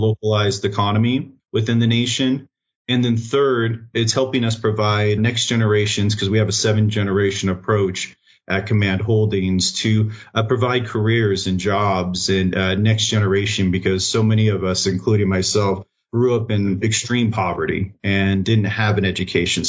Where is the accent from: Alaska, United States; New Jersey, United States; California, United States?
Alaska, United States; Kodiak; moved away; I grew up, I was born up in Kodiak Island